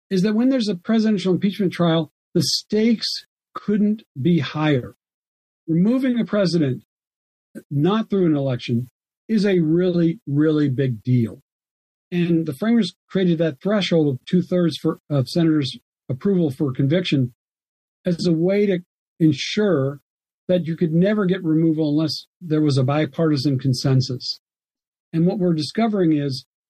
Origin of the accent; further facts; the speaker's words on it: Alabama, United States; now in North Carolina, United States; my home state, for example, of Alabama